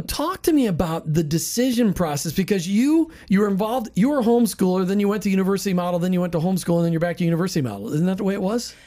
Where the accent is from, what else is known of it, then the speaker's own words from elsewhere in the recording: Minnesota, United States; now in Saint Petersburg, United States; I grew up in Minnesota where the schools were fantastic